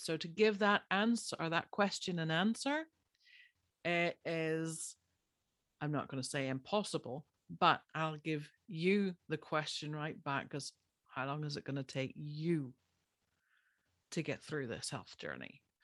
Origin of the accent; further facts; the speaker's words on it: Ireland; I'm Irish. By birth, I grew up there.